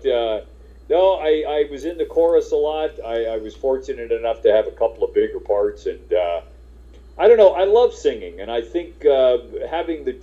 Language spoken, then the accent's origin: English; Maryland, United States; moved away as an adult; now in Los Angeles, United States; I grew up in Maryland. My mom is still back there in Frederick, Maryland.